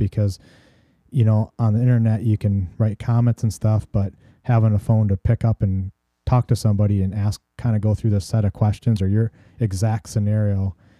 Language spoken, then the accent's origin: English; Illinois, United States; so when we lived in Warren, Illinois, because I'm originally from Northwest Illinois, before we moved out to the farm.